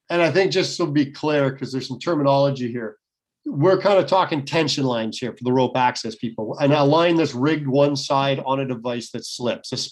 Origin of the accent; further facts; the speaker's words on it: Canada; I'm in a socialist country